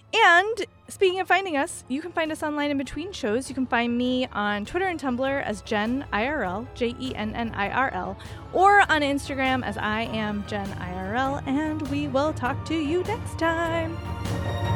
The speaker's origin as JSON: {"language": "English", "region": "New Jersey", "country": "United States", "tie": "born or raised there", "said": "I grew up in New Jersey"}